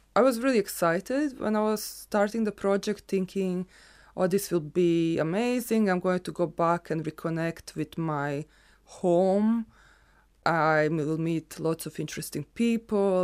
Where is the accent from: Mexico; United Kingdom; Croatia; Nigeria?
Croatia; first language Serbo-Croatian; English is a second language; moved away as an adult; now in Ireland; I'm Irish, but I also identify as Yugoslav